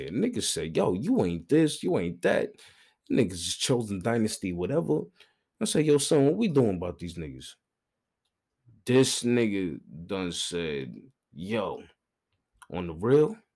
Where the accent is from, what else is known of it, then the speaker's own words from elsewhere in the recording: Brooklyn, New York, United States; I'm from Brooklyn.